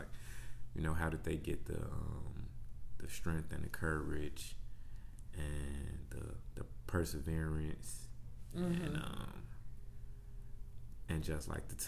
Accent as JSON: {"language": "English", "town": "Chicago", "region": "Illinois", "country": "United States", "tie": "born or raised there", "moved": "as an adult", "lives_now": "Houston, United States", "said": "I'm born and raised in Chicago, on the south side."}